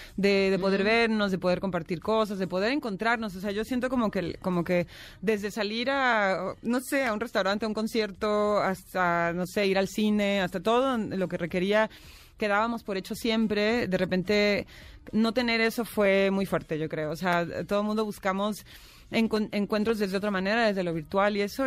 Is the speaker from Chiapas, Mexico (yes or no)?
no; Tijuana, Baja California, Mexico; moved away; also born or lived in Mexico City; soy de Tijuana y había vivido lejos de mi ciudad viviendo aquí en el DF, pero nunca había vivido lejos de México.